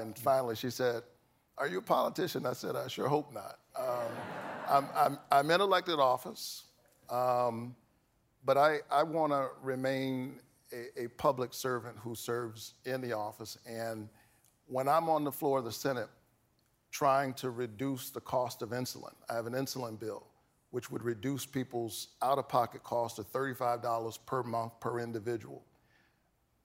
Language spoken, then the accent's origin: English; the South, United States; I grew up in the South